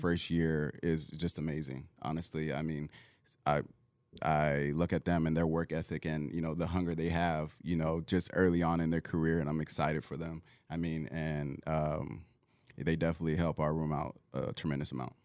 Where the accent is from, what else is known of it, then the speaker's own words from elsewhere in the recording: Southern California, United States; moved away; I'm originally from Southern California